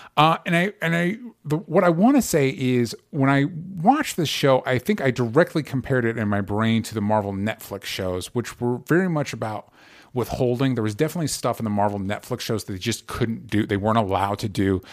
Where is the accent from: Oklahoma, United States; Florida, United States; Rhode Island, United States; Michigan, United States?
Florida, United States; Tampa; I grew up in Tampa